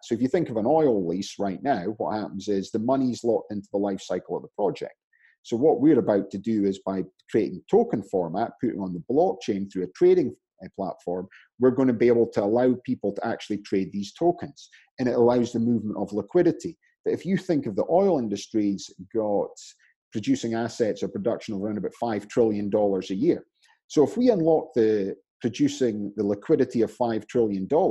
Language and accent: English; Scotland, United Kingdom; now in United States; I'm Scottish in America